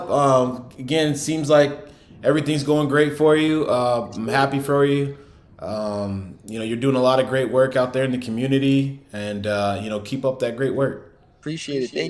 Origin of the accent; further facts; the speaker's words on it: New York City, New York, United States; I know I'm from New York City, but I'm